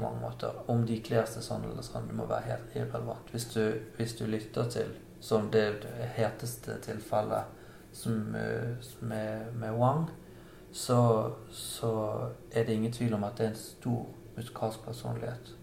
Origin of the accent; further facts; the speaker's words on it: Bergen, Vestland, Norway; Som bergenser